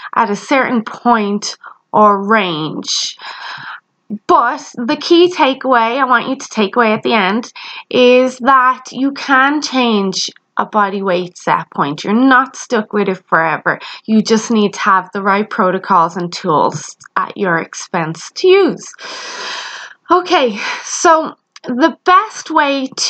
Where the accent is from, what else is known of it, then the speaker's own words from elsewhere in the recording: Ireland; You may have noticed I have an accent. Yes, I am Irish